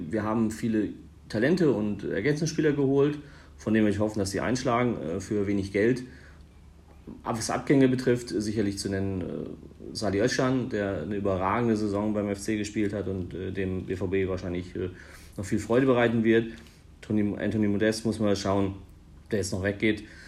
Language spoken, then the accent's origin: German; Northern Germany, Germany; als Norddeutscher